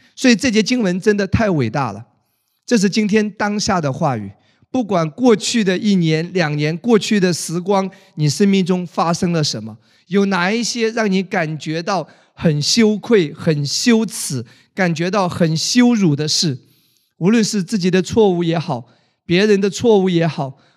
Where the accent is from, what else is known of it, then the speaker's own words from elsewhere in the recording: China; 我们中国人真正过年呢，还是春节